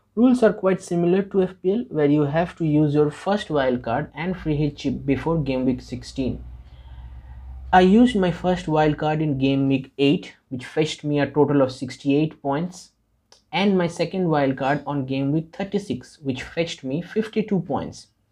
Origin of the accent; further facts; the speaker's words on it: India; I am from India.